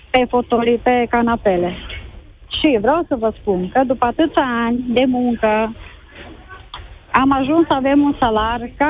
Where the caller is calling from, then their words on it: Baia Mare, Maramureș County, Romania; Bună ziua, bună ziua … din Baia Mare.